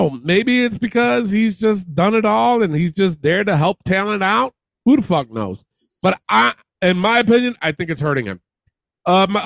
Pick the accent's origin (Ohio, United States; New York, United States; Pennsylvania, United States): New York, United States; Albany; Where Raw was in my hometown